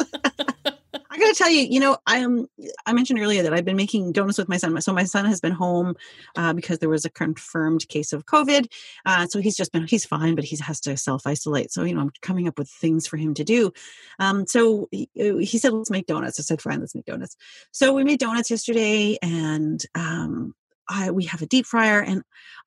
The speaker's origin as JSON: {"language": "English", "region": "Quebec", "country": "Canada", "said": "I'm from Quebec"}